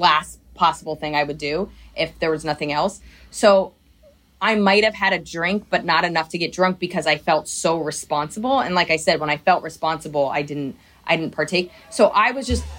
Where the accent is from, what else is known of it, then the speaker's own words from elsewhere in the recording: right outside of Princeton, New Jersey, United States; I grew up right outside of Princeton in New Jersey.